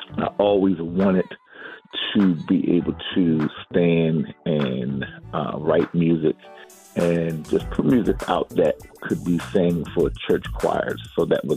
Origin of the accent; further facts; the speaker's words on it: Philadelphia, Pennsylvania, United States; I am from Philadelphia, PA